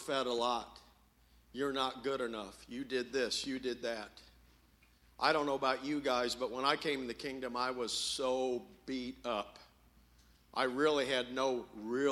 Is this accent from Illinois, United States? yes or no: yes; Champaign, Illinois, United States; I'm from Champaign, Illinois